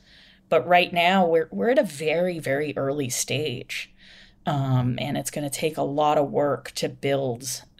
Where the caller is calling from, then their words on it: Ireland; I'm calling you from Ireland right now.